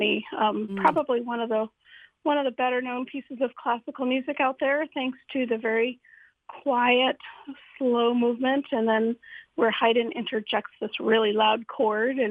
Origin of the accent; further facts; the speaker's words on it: Holland, Michigan, United States; I grew up in Holland, went away to school to study music, and came back